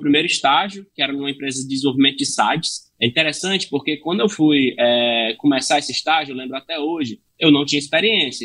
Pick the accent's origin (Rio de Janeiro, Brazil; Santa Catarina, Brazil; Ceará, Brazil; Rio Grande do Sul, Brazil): Ceará, Brazil; Fortaleza; eu sou de Fortaleza, né, sou natural de Fortaleza, Ceará